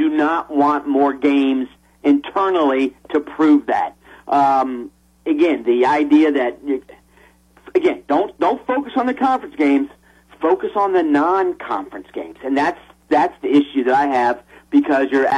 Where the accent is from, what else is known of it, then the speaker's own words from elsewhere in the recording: Southeast, United States; I grew up in the Southeast. I went to my first SEC game in 1969.